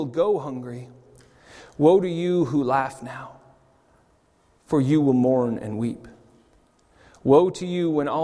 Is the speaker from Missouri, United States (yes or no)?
no; California, United States; now in Zurich, Switzerland; growing up in California